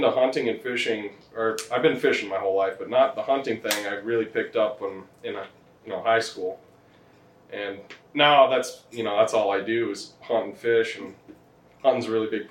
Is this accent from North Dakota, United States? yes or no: yes; North Dakota, United States; I'm from North Dakota. I farm with my dad there.